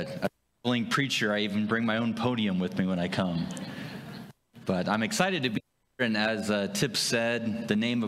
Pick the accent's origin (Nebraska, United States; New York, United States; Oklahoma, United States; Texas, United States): Nebraska, United States; Wahoo; moved away as an adult; also born or lived in South Carolina; I'm from this region. I grew up in Saunders County, if you know where that's at, Wahoo, Fremont area, Ashland, Meade